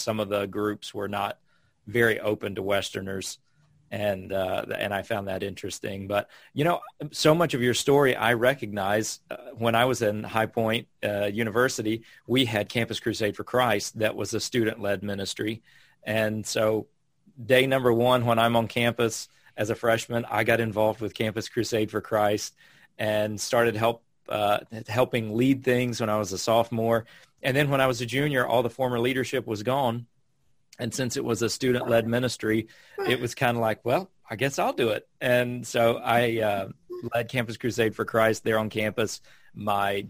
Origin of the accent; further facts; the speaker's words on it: North Carolina, United States; moved away as an adult; also born or lived in Ghana; I grew up in North Carolina living outside